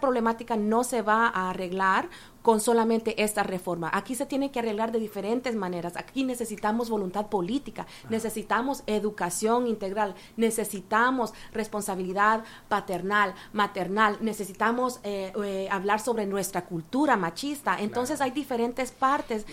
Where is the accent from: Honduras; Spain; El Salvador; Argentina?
El Salvador; now in Canada; soy ah, una mujer salvadoreña, pero eh, vivo en Canadá por casi 30 años ya